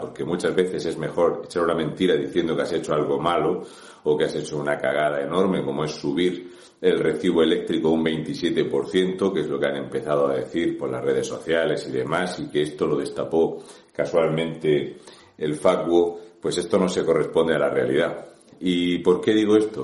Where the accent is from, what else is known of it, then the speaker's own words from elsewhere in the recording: Region of Murcia, Spain; un murciano encabronado